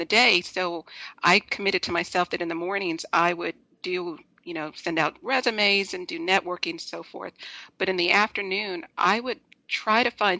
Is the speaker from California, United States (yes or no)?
yes; Los Angeles, California, United States; I'm originally from Los Angeles